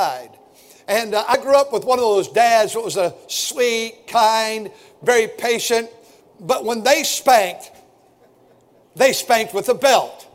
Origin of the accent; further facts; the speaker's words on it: Milwaukee, Wisconsin, United States; I'm a twin, and we were born in Milwaukee